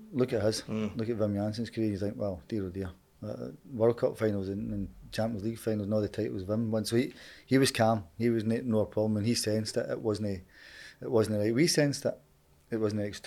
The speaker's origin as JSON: {"language": "English", "town": "Glasgow", "region": "Scotland", "country": "United Kingdom", "tie": "born or raised there", "said": "I was born just across the road there on Duke Street. So my mum and dad were from here"}